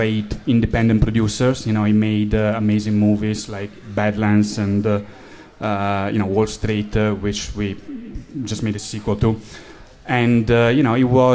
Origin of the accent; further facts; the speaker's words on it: Italy; accent: Italian; English is a second language; moved away; I'm from Italy, as you can probably tell from my accent.